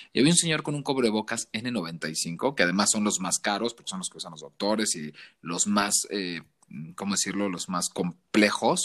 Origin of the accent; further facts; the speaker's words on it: Tabasco, Mexico; moved away as an adult; now in Mexico City, Mexico; yo soy de Tabasco